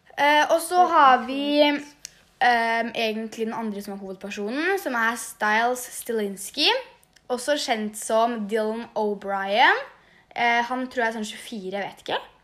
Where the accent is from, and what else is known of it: Svinndal, Østfold, Norway; born or raised there; also born or lived in Jeløya, Moss